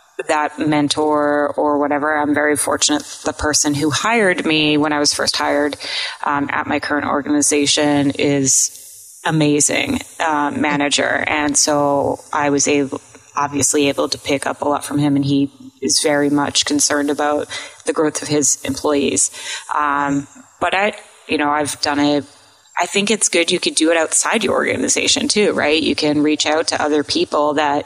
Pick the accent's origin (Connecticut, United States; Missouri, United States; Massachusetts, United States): Massachusetts, United States; I'm from Massachusetts, you know, and I say I lived outside Boston.